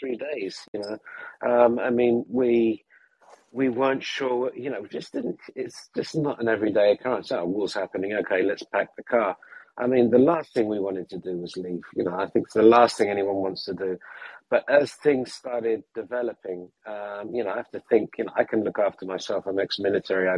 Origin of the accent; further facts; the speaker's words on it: England, United Kingdom; moved away as an adult; also born or lived in Ukraine; now in London, United Kingdom; we say in England